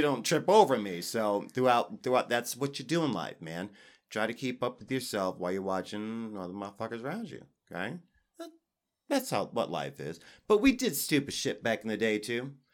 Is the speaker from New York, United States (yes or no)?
yes; New York, United States; I was raised in New York